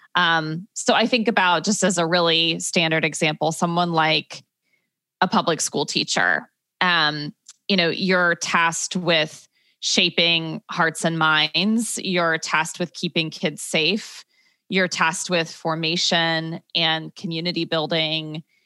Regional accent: Dayton, Ohio, United States; moved away as an adult; also born or lived in Michigan / Chicago; now in Brooklyn, United States; I grew up in Dayton, Ohio

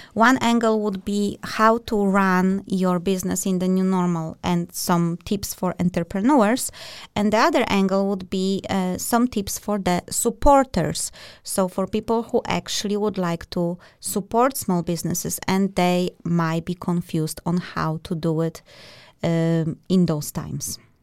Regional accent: Poland; now in Denmark; We are both from Poland and, uh, and Denmark

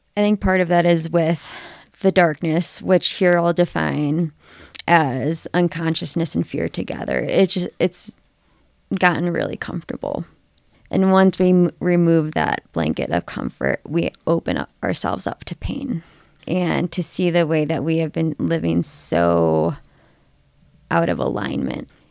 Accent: Ohio, United States; moved away as an adult; now in Colorado, United States; I grew up in Ohio

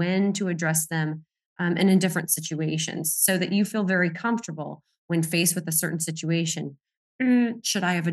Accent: Florida, United States; also born or lived in Colorado; I was raised, in Florida, but I'm really from out West in Colorado

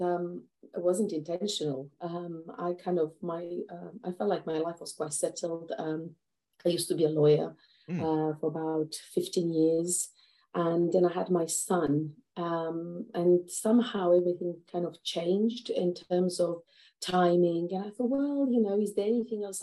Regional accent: Romania; moved away as an adult; now in United Kingdom; I'm originally from Romania

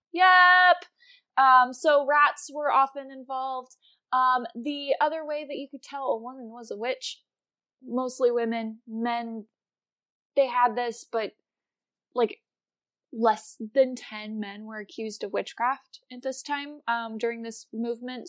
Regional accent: Wisconsin, United States; also born or lived in Virginia; where I grew up in Wisconsin

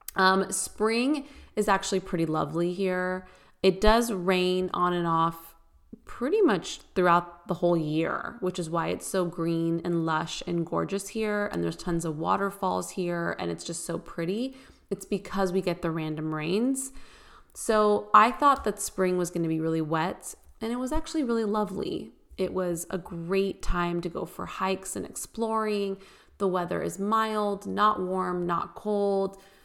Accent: California, United States; moved away as an adult; also born or lived in Bay Area, California; now in Nashville, United States; I grew up obviously in California

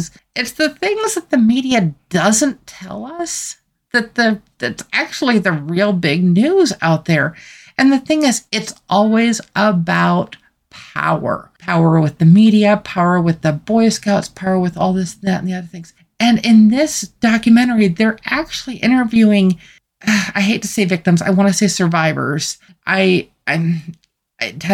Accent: United States; as an American citizen

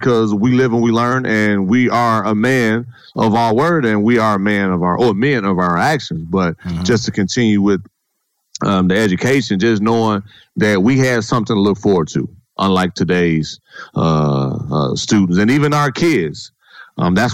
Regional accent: Gary, Indiana, United States; moved away; Growing up in Gary, Indiana, born and raised, go back to the city now

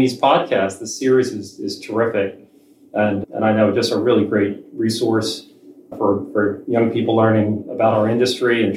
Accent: Atlantic City, New Jersey, United States; I grew up in South Jersey near Atlantic City

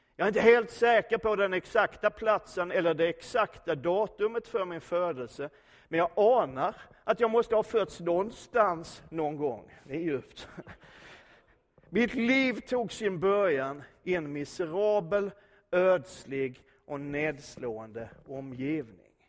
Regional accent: Skåne, Sweden; för oss som är infödda svenskar, även om jag är skåning så räknar jag mig som svensk

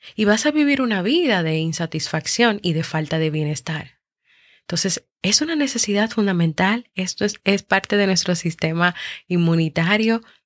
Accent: Dominican Republic; aquí en mi país, República Dominicana

